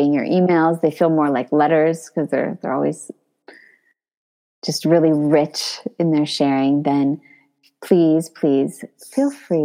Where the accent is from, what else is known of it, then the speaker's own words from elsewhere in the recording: California, United States; now in Paris, France; I grew up speaking Spanish in California